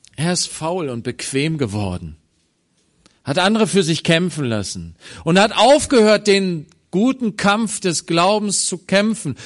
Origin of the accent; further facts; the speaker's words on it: Germany; als Deutsche